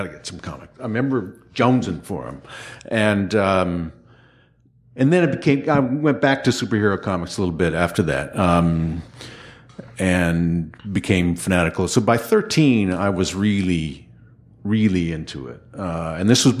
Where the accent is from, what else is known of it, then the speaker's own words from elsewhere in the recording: Seattle, Washington, United States; also born or lived in Ithaca, New York; we moved to Seattle from the East Coast when I was six.